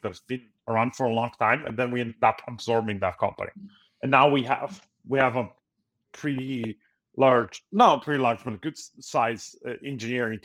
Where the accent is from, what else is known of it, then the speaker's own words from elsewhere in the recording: Italy; moved away as an adult; now in United States; I'm originally from Italy, so I had a lot of connections there.